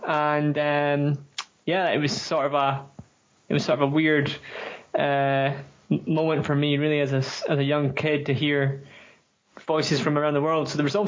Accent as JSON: {"language": "English", "area": "near Aberdeen", "region": "northeast corner of Scotland", "country": "United Kingdom", "tie": "born or raised there", "also_born_or_lived": "Islay, Scotland", "said": "And then at a very early age moved to where I have lived my entire life almost, is the northeast corner of Scotland, home club Curragh Bay. So just about 15 minutes drive from Aberdeen, which is Scotland's third largest city"}